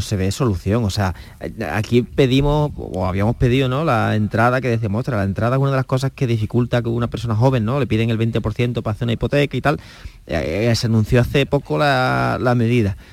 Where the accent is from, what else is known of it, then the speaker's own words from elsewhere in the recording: Cádiz, Andalusia, Spain; yo soy de Cádiz